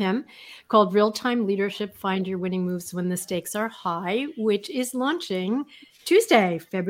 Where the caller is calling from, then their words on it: outside of Boston, Massachusetts, United States; I'm calling in from outside of Boston.